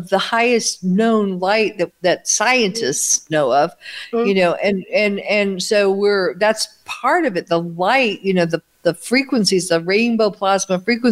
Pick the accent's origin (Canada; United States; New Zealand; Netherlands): United States; moved away as an adult; now in Italy; growing up in America with McDonald's, TV dinners, space food sticks, all this artificial food